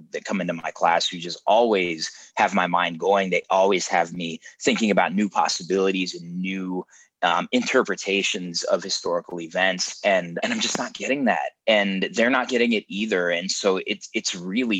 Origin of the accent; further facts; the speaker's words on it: Denver, Colorado, United States; I grew up in Denver, Colorado.